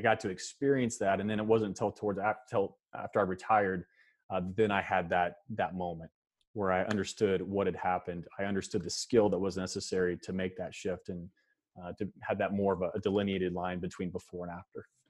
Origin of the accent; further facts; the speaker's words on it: Kansas, United States; moved, moved to Kansas when I was about four years old and, uh, and, yeah, spent the rest of my time here in the state of Kansas